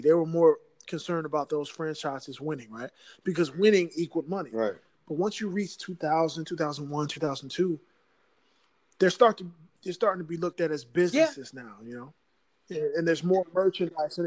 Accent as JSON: {"language": "English", "region": "Virginia", "country": "United States", "also_born_or_lived": "New Jersey", "moved": "yes", "said": "I'm originally from Virginia."}